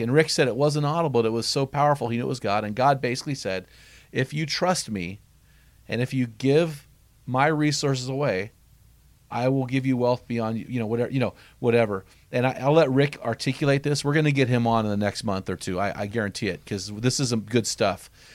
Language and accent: English; San Luis Obispo, California, United States; moved away; the book actually takes place in my hometown. I was like, "San Luis Obispo? That's where I used to live."